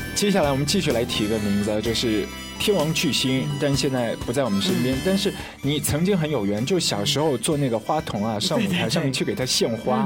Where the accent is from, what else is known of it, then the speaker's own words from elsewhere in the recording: Shanghai, China; 在我们上海这边